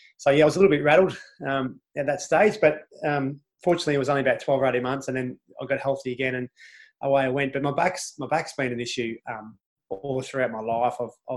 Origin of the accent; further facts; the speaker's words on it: Perth, Western Australia, Australia; moved away; also born or lived in Mount Isa, Queensland; I was born in Mount Isa, but I didn't spend long there. I was maybe 12 or 18 months, I think it was, and then we moved to Perth. So people call me a Queenslander, but I feel more of a West Australian than a Queenslander